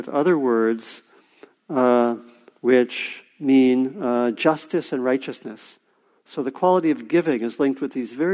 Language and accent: English; Washington, District of Columbia, United States; I grew up in the Washington, D.C. area